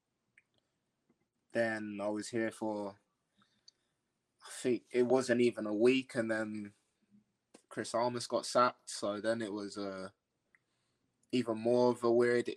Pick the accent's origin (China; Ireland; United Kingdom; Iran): United Kingdom; Loughton, East of England; moved away as an adult; also born or lived in Harlow; now in Morristown, United States; Born in Harlow, but raised in Loughton.